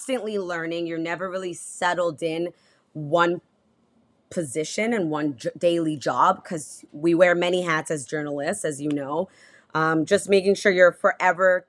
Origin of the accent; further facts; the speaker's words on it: Toronto, Ontario, Canada; moved away as an adult; also born or lived in Prince Albert, Saskatchewan / Regina, Saskatchewan; now in Halifax, Canada; I'm born and raised in Toronto